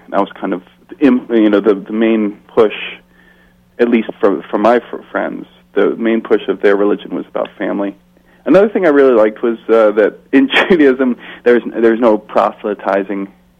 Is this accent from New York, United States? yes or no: yes; Scarsdale, New York, United States; I grew up in Scarsdale, New York, which is a suburb just north of New York City. It's a pretty affluent community, so I grew up around a lot of money. People with a lot of privileges. It was not a very diverse community in terms of race